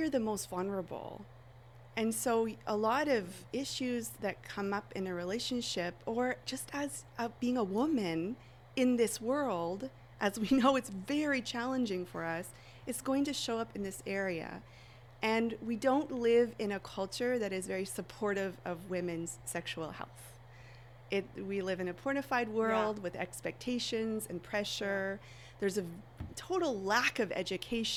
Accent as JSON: {"language": "English", "area": "Vancouver Island", "region": "British Columbia", "country": "Canada", "said": "I'm from Vancouver Island in Canada"}